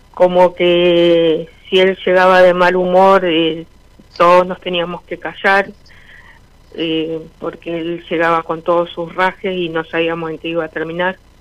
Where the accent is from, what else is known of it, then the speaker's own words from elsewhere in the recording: Villa María, Córdoba, Argentina; De Villa María, provincia de Córdoba.